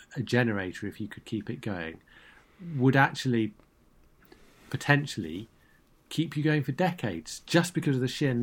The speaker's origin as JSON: {"language": "English", "town": "Brighton", "region": "South East England", "country": "United Kingdom", "tie": "born or raised there", "said": "I'm born and brought up in Brighton"}